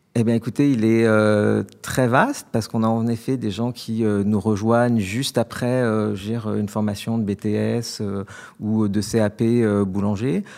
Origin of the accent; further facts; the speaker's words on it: France; also born or lived in London; en tant que bon Français